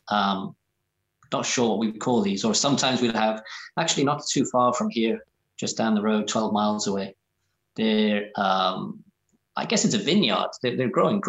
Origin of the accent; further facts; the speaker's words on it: Wales, United Kingdom; My village, for example, was more Welsh in the past